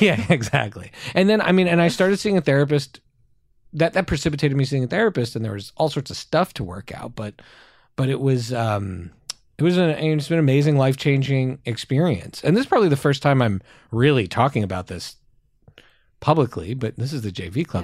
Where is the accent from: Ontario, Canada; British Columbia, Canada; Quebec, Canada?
Quebec, Canada; Montreal; our community we grew up in in Montreal is extremely Jewish